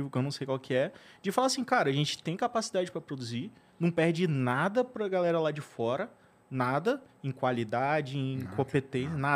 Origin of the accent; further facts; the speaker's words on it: Brazil; a gente é brasileiro, estamos produzindo a parada aqui